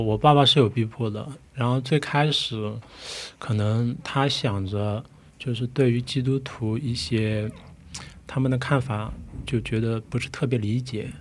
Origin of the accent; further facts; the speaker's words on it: Ningbo, Zhejiang, China; moved away as an adult; now in South Korea; 我来自浙江宁波，现在在弘毅大学念产业设计研究生